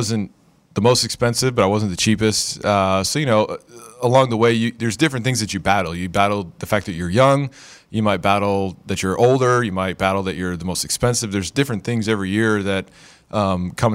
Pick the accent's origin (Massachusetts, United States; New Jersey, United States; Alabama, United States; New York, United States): New York, United States; Buffalo; in New York, I grew up in Buffalo